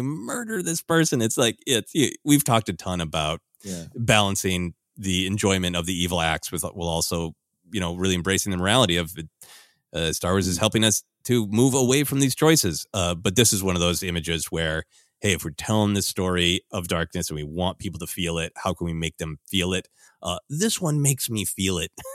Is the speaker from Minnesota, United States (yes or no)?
yes; Minnesota, United States; growing up in Minnesota